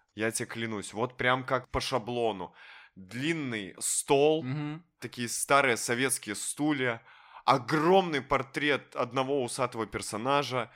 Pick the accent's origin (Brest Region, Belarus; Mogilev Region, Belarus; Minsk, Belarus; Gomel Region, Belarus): Minsk, Belarus; я в целом минчанин